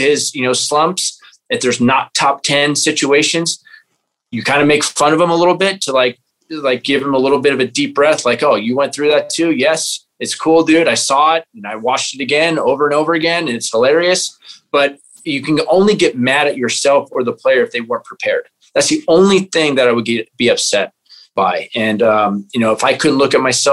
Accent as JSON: {"language": "English", "region": "California", "country": "United States", "said": "I'm a California boy"}